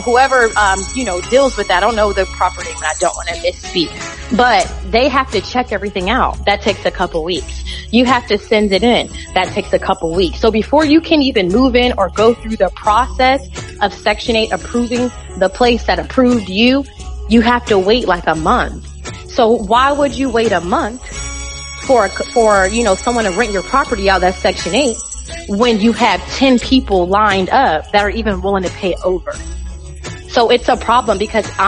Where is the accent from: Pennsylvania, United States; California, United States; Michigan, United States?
California, United States; San Diego; now in Florida, United States; I grew up in San Diego.